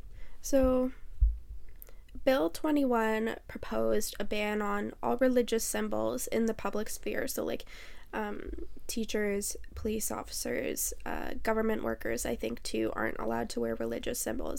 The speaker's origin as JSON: {"language": "English", "country": "Canada", "said": "So, we're Canadian"}